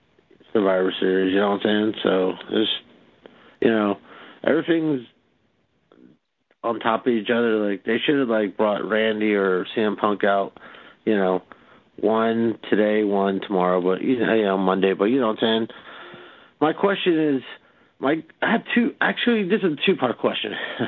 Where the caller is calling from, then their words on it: Miami, Florida, United States; I'm from Miami.